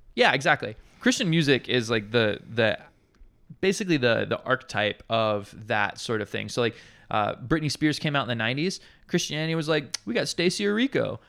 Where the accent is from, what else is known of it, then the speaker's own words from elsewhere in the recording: Montgomery, Alabama, United States; now in Hawaii, United States; my hometown, uh, it's a very large city, uh, called Montgomery, Alabama